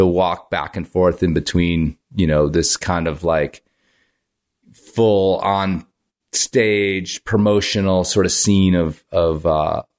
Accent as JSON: {"language": "English", "town": "Libertyville", "region": "Illinois", "country": "United States", "tie": "born or raised there", "said": "I grew up in Libertyville, Illinois, so North Chicago"}